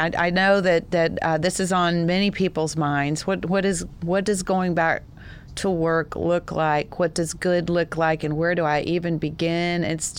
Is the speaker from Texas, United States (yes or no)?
yes; Texas, United States; accent: Texas; That's my Texas accent.